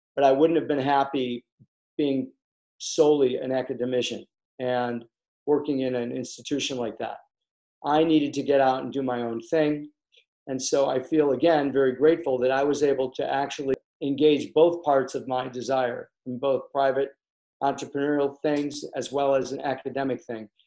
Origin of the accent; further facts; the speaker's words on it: Chicago, Illinois, United States; moved away as an adult; also born or lived in Los Angeles; I'm from Chicago